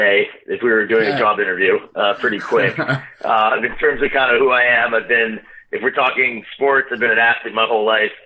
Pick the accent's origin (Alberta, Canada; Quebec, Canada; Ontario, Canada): Quebec, Canada; Montreal; moved away as an adult; also born or lived in Boston / Australia; now in Toronto, Canada; I'm originally actually from Montreal. So I grew up there. When I was 23, I moved out and I moved to Toronto.